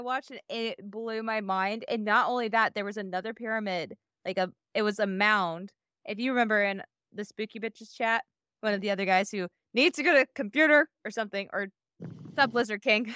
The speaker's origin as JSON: {"language": "English", "region": "Iowa", "country": "United States", "tie": "born or raised there", "said": "the house I grew up in in Iowa"}